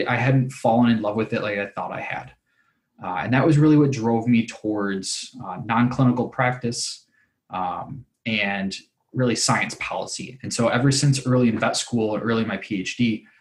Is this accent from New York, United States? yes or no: no; Kalamazoo, Michigan, United States; I grew up in Kalamazoo, Michigan